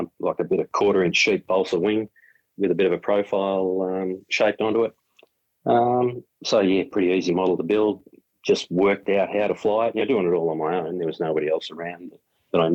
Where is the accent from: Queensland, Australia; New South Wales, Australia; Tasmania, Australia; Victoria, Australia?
Victoria, Australia; Melbourne; also born or lived in Fish Creek, Victoria; when I was 13, we moved away from Melbourne